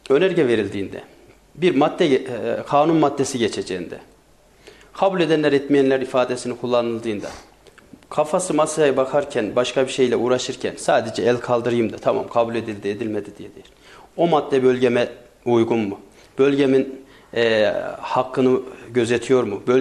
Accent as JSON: {"language": "Turkish", "town": "Sarız", "region": "Kayseri Province", "country": "Turkey", "said": "Ben Sarızlıyım"}